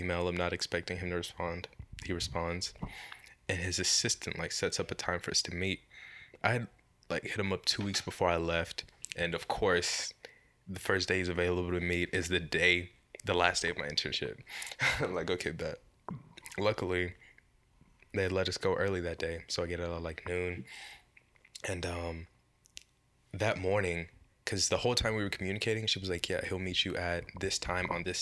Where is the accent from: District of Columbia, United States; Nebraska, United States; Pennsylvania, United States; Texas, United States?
Texas, United States; I'm from Texas